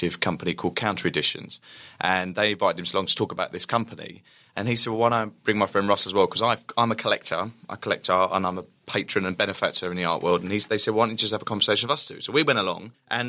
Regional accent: Essex, East of England, United Kingdom; accent: Essex; the Essex accent

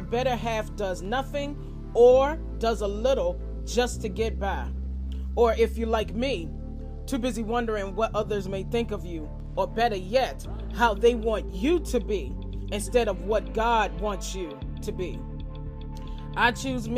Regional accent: Farmville, Virginia, United States; my hometown of Farmville, VA

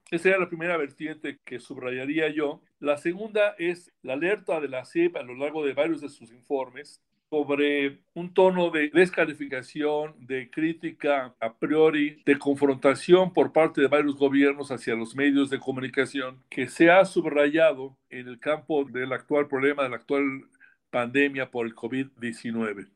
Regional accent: Mexico; como periodista mexicano

